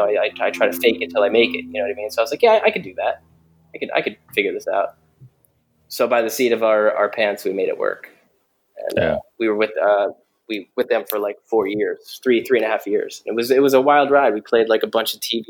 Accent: New Jersey, United States; We're both from New Jersey

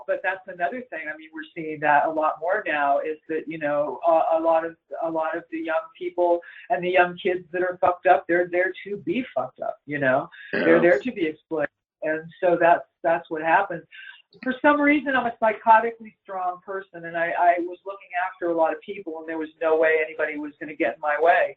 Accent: Los Angeles, California, United States; I'm born in Hollywood, California

